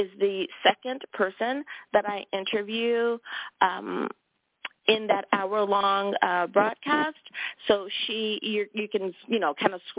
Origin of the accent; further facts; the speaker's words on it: United States; my home country. Thank you, USA